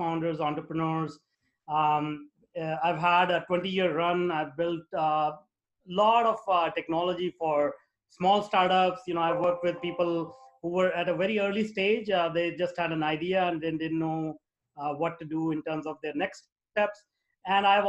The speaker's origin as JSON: {"language": "English", "country": "India", "tie": "born or raised there", "moved": "as an adult", "lives_now": "North America", "said": "I grew up in India, in a very small town."}